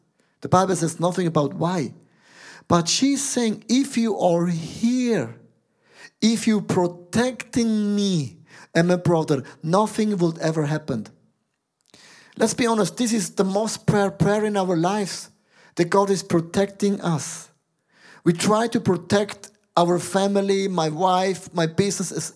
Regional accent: Switzerland; I'm a Swiss guy

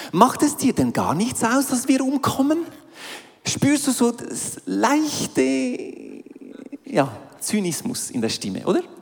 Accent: Aargau, Switzerland; ich meine, ich komme aus dem Aargau, oder? und Aargau und See, da sehe ich äh, Halwiler See, oder?

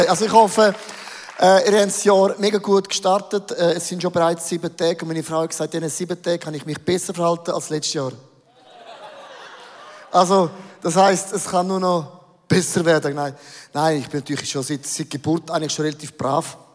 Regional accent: Switzerland; Wir sind doch Schweizer, wir sind doch Eidgenossen, oder?

